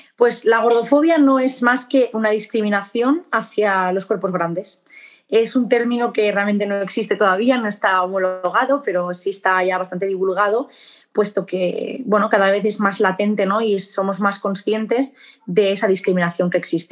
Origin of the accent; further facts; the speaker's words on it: Barcelona, Catalonia, Spain; moved away as an adult; now in Murcia, Spain; soy de Barcelona, España